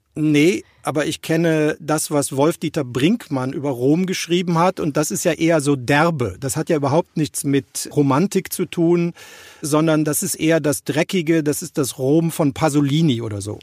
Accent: Rhineland, Germany; Als Rheinländer

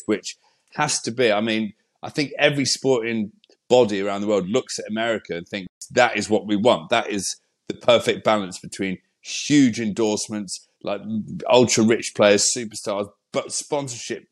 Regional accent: England, United Kingdom; we're English

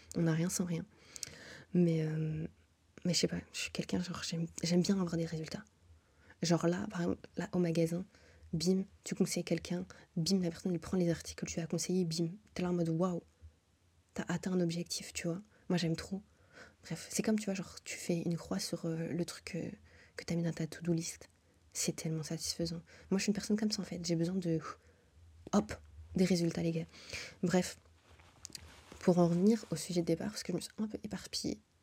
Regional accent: Brussels, Brussels-Capital Region, Belgium; moved away as an adult; also born or lived in Montreal, Canada; Depuis que je suis née, je suis à Bruxelles

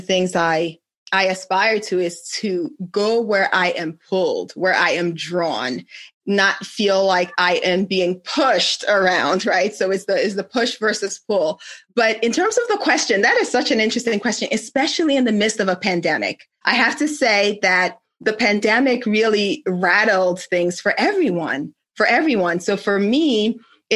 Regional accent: Nigeria; moved away; my home country in Nigeria

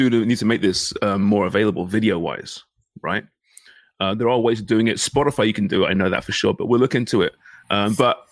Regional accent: England, United Kingdom; now in Canada; I'm English.

